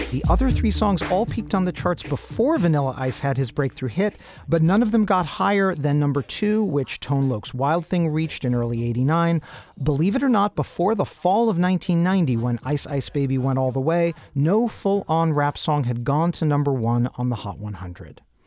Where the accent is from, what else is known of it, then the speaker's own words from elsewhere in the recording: New York, United States; I grew up in Travolta Central